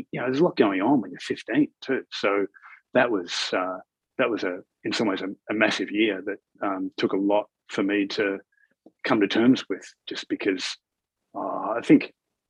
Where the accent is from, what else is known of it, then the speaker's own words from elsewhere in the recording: Melbourne, Victoria, Australia; I grew up in Melbourne, and in the northern suburbs of Melbourne, in a suburb called Bundoora